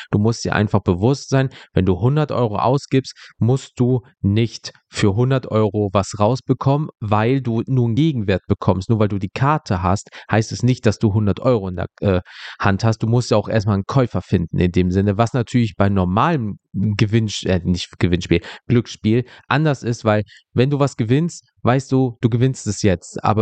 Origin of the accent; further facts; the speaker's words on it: North Rhine-Westphalia, Germany; ich komme aus NRW, was willst du mir denn hier gerade erzählen?